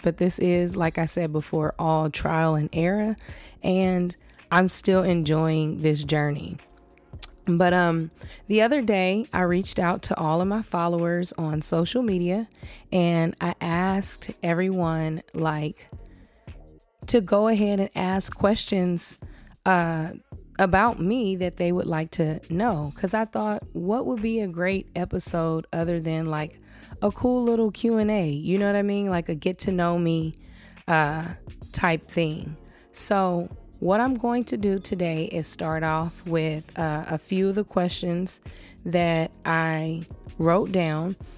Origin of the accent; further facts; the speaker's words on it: Los Angeles, California, United States; I was born and raised in Los Angeles, California. I'm a full fledged LA native